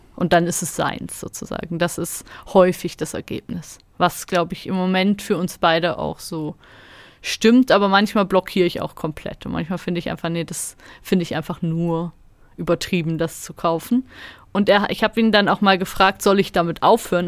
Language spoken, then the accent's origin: German; Germany; now in Switzerland; Ich komme ja aus Deutschland